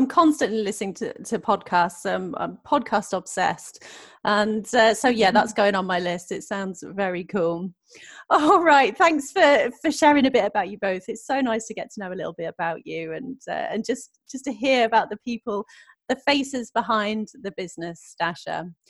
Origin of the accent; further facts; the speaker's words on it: Norwich, East of England, United Kingdom; I also grew up in Norwich.